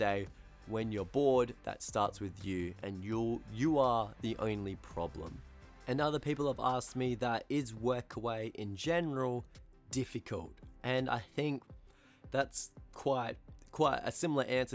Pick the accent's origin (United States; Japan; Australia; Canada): Australia; accent: Australian; first language English; my Australian accent can be quite harsh sometimes